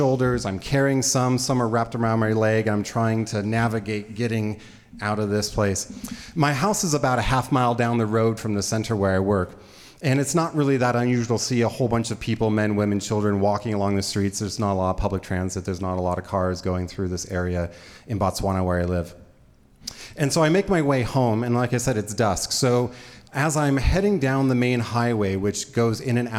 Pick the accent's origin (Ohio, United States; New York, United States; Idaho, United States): Idaho, United States; I grew up here in Idaho